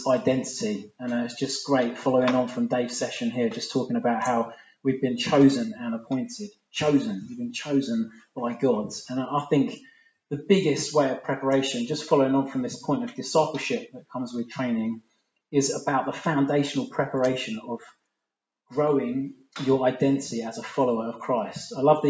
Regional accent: England, United Kingdom; I'm an English guy.

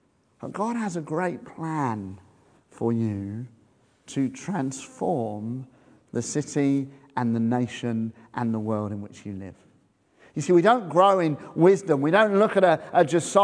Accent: Bedford, East of England, United Kingdom; moved away as an adult; now in East Grinstead, United Kingdom; We moved there in 2002 from Bedford, where I grew up

